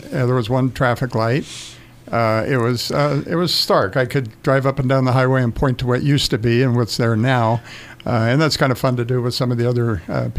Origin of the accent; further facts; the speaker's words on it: Los Angeles, California, United States; also born or lived in Santa Monica, California; now in Yucca Valley, United States; Raised in West Los Angeles and the San Fernando Valley and Santa Monica areas. Moved to the desert following, I graduated from California State University, Northridge, and moved to the desert. I was looking for a small town.